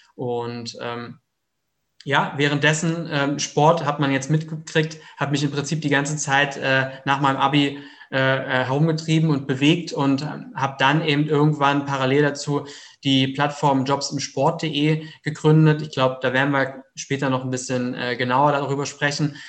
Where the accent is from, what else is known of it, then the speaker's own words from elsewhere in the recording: Heidelberg region, Baden-Württemberg, Germany; 33 Jahre alt, komme aus der Region Heidelberg